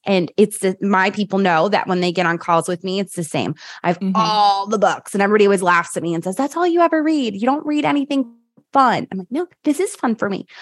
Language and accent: English; New York, United States; I'm from New York